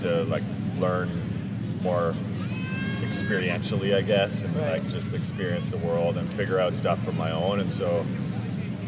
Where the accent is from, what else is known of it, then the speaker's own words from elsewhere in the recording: Toronto, Ontario, Canada; moved away as an adult; also born or lived in Victoria, British Columbia; I grew up in Toronto